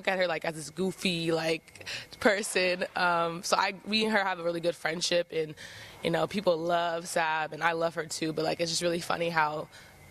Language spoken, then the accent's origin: English; Pleasant Hill, California, United States; moved away as an adult; also born or lived in Sacramento / Richmond, California / Hercules, California; now in Eugene, United States; I grew up in the Bay Area. I, like, grew up throughout my childhood in Pleasant Hill, Concord area